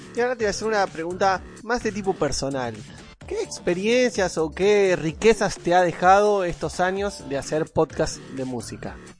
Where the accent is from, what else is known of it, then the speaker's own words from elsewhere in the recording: Argentina; Yo soy de Argentina